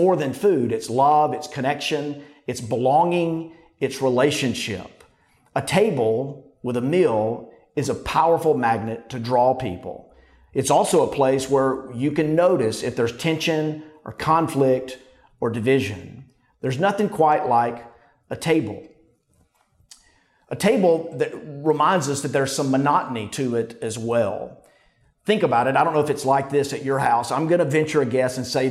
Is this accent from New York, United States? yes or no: no; Pampa, Texas, United States; moved away; also born or lived in Fayetteville, Arkansas; only lived there for less than a year, so I have no memories there. But as a boy, after that, we moved to Pampa, Texas